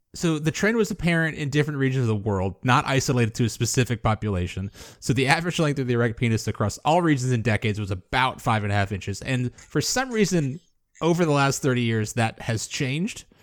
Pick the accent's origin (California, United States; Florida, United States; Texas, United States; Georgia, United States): Florida, United States; moved away; called to return to my home state